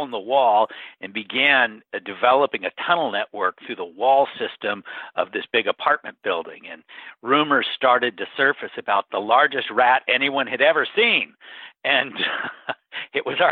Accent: Bellingham, Washington, United States; also born or lived in Encino, California / Seattle area, Washington; my hometown of Bellingham

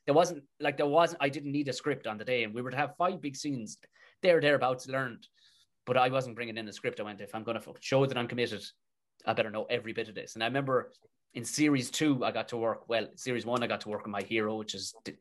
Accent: Tipperary, Munster, Ireland; I said, Tipperary

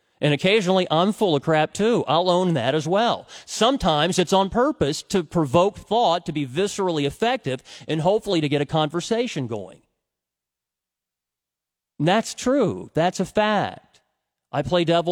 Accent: United States; also born or lived in Cincinnati, Ohio; I'm an American

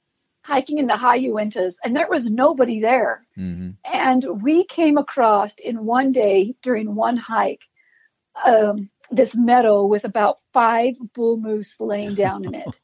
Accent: Salt Lake City, Utah, United States; moved away as an adult; now in Idaho, United States; I grew up in Salt Lake City, Utah

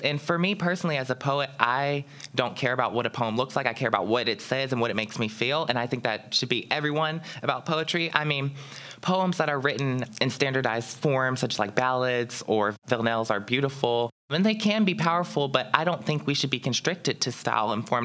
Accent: Pittsburgh, Pennsylvania, United States; growing up as a black child here in Pittsburgh

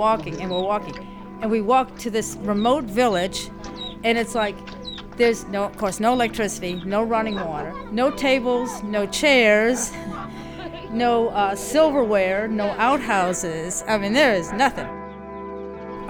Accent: Louisville, Kentucky, United States; also born or lived in Fort Wayne, Indiana / Virginia; now in Louisiana, United States; I was born in Fort Wayne, Indiana, but I only spent a year there. Basically grew up in Louisville, Kentucky. That's what I would relate to as home.

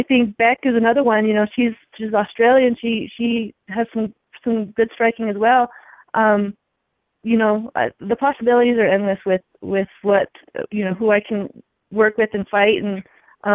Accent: Santa Fe, New Mexico, United States; I'm in my hometown

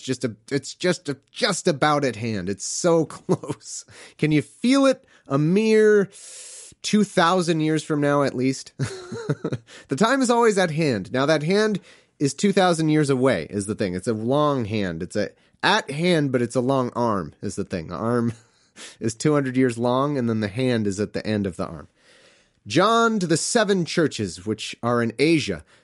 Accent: United States; as an American

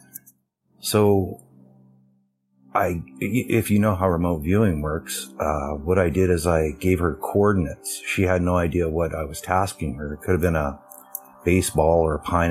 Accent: Alberta, Canada; I'm from Canada, Alberta, Canada

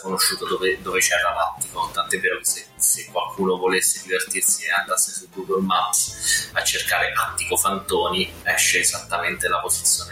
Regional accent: Abruzzo, Italy; io sono abruzzese di nascita

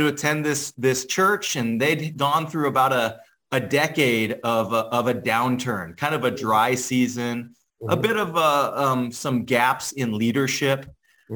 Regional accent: San Francisco, California, United States; now in Cleveland, United States; I'm from San Francisco, California.

